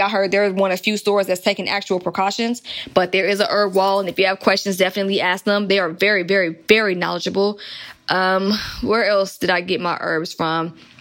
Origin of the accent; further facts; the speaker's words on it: Atlanta, Georgia, United States; accent: country; growing up in Atlanta